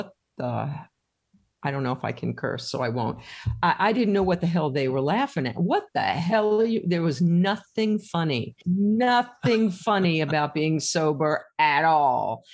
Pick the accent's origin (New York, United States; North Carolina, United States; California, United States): New York, United States; I grew up in New York in the late 50s and 60s